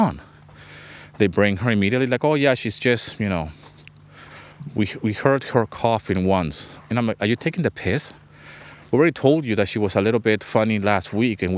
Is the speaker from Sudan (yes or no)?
no; Venezuela; also born or lived in London, England; now in Greece; I grew up in Venezuela